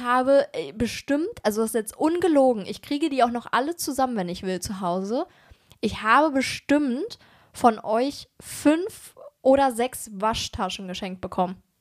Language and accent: German; Germany; wir kommen ja aus Berlin und Umgebung